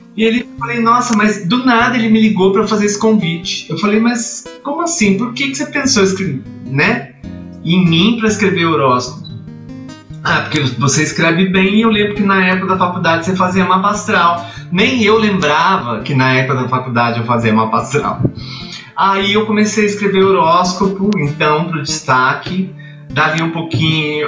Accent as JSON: {"language": "Portuguese", "town": "Itajubá", "region": "Minas Gerais", "country": "Brazil", "tie": "born or raised there", "also_born_or_lived": "São Paulo", "moved": "yes", "said": "tive um programa de rádio na rádio lá da minha terra, Itajubá"}